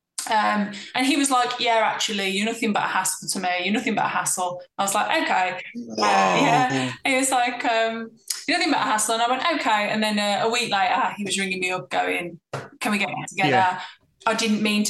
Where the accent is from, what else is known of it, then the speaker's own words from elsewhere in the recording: Black Country, West Midlands, United Kingdom; my hometown in the Black Country